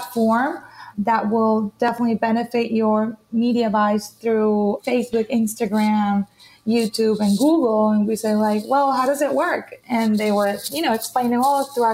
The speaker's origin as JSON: {"language": "English", "town": "Cartagena", "region": "Bolívar", "country": "Colombia", "tie": "born or raised there", "moved": "yes", "lives_now": "Miami, United States", "said": "I'm currently based in Miami, but I'm right now in Colombia in my hometown, Cartagena."}